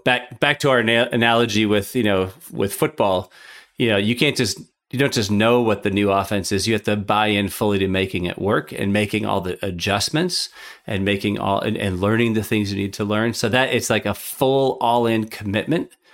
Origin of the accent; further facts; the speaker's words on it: Minnesota, United States; now in Chicago, United States; I grew up in Minnesota and now I live in Chicago